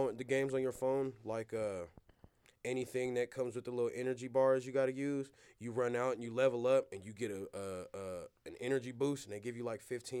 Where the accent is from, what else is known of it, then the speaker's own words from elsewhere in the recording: Arizona, United States; I'm from Arizona.